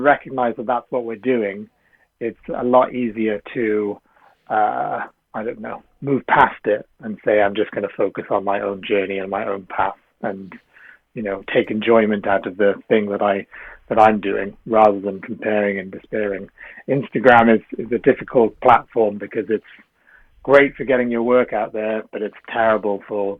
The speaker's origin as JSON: {"language": "English", "region": "South Wales", "country": "United Kingdom", "tie": "born or raised there", "also_born_or_lived": "London / Sri Lanka (family)", "moved": "as an adult", "said": "I come from a Sri Lankan family, but I was brought up in South Wales, and then I moved to London when I went to university."}